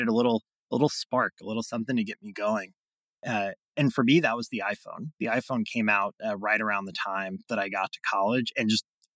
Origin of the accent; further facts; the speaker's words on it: Greenville, South Carolina, United States; I was born and raised in Greenville, South Carolina, in the upstate